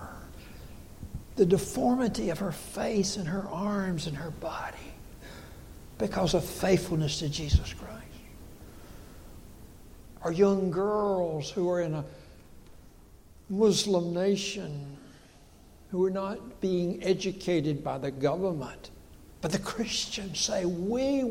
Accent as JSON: {"language": "English", "area": "Dillon County", "region": "South Carolina", "country": "United States", "tie": "born or raised there", "said": "I grew up here in Dillon County."}